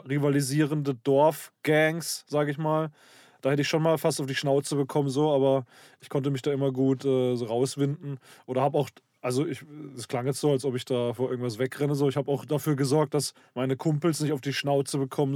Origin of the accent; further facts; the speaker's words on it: Karlsruhe, Baden-Württemberg, Germany; also born or lived in Black Forest village; ich bin im, äh, in Süddeutschland aufgewachsen, im Schwarzwald. Hier äh, Pforzheim, Stuttgart, die Ecke